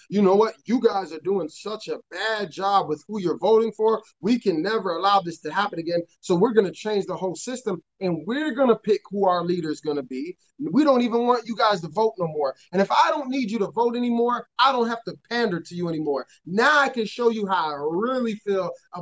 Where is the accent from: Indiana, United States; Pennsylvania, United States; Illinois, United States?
Illinois, United States; Chicago; I'm from Chicago and it's very liberal